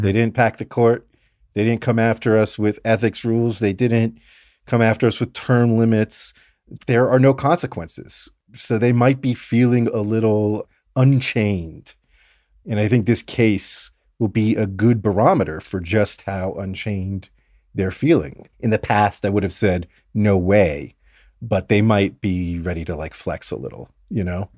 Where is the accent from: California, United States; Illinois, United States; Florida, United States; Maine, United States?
Florida, United States; Fort Lauderdale; I grew up in South Florida in Fort Lauderdale